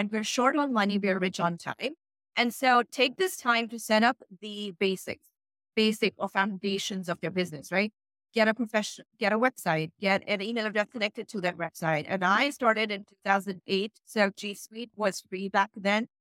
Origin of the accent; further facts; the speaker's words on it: Pakistan; English is a second language; how English is not my first language, how I'm not in the US, how I'm Pakistani